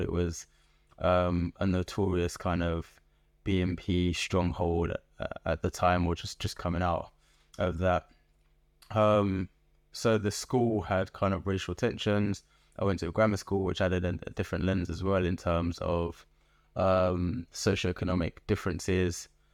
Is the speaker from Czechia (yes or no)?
no; London, United Kingdom; moved away as an adult; also born or lived in Liverpool; now in Birmingham, United Kingdom; I was born in Liverpool to Nigerian immigrants. Um, and spent most of my life in Southeast London